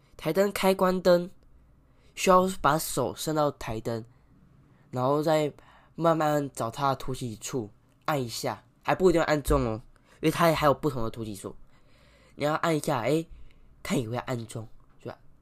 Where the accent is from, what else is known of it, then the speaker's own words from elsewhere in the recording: Taiwan; 我们台湾人的观念太落后了